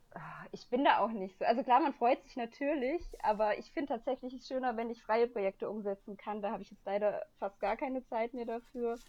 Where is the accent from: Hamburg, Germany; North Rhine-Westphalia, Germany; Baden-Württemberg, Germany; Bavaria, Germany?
Bavaria, Germany; Upper; moved away as an adult; now in Bonn, Germany; ich komme ja eigentlich aus Oberbayern